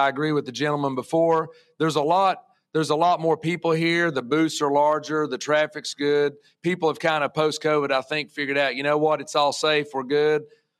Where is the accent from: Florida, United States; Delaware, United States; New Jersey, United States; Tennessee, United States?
Tennessee, United States; Johnson City; now in Knoxville, United States; I'm from Johnson City, Tennessee, but I live in Knoxville, been there 25 years